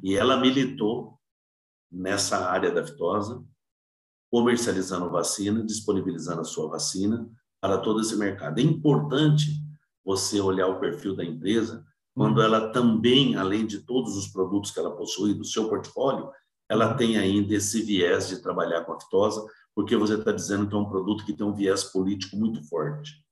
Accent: Cardoso, São Paulo, Brazil; also born or lived in Votuporanga; sou natural de Cardoso, Cardoso. Cardoso fica ali perto de Votuporanga, Fernandópolis

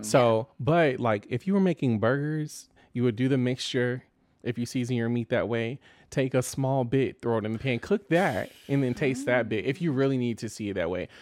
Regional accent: Austin, Texas, United States; growing up in Austin, uh, it's very different now

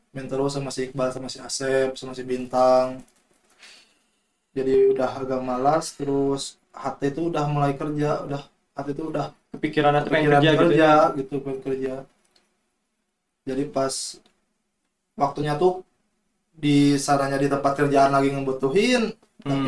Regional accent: West Java, Indonesia; saya kan orang Sunda asli ya

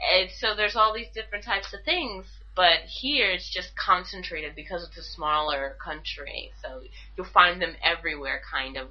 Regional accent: United States; moved away; I'm American

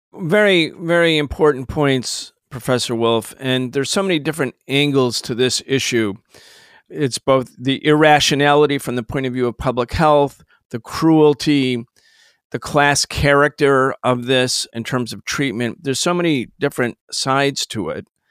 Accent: Rochester, New York, United States; I grew up in Rochester, New York.

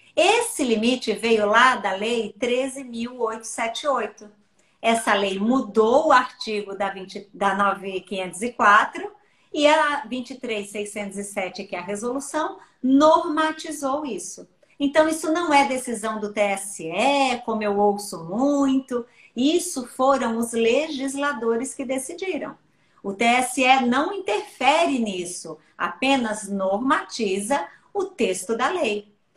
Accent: Bahia, Brazil; moved away; eu sou baiana

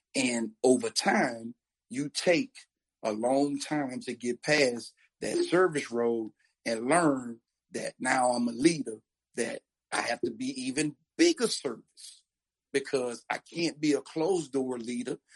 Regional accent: New Orleans, Louisiana, United States; I'm I'm from New Orleans, uh, and in New Orleans, uh, we we kind of have a subculture

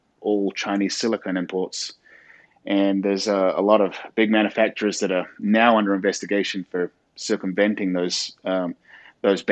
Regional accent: New Zealand; moved away as an adult; also born or lived in New York City, United States / California, United States; now in South Carolina, United States; I'm originally from New Zealand, and I moved to the States back in 2006, originally to New York City.

